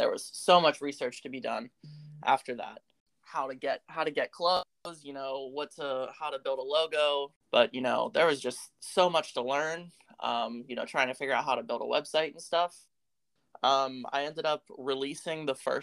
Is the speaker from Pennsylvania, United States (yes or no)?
yes; Pittsburgh, Pennsylvania, United States; I grew up in the Pittsburgh area. I've always lived in Pittsburgh